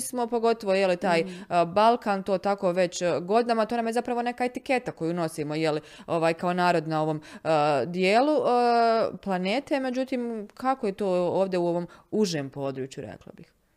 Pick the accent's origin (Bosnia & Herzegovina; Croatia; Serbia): Bosnia & Herzegovina; kod nas u Bosni i Hercegovini